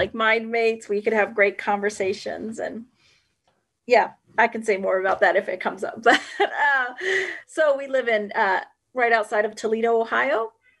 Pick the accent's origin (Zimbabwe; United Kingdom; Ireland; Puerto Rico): Puerto Rico; born there; A lot of times I say I was born very poor. I was born in Puerto Rico and there's poverty in my family.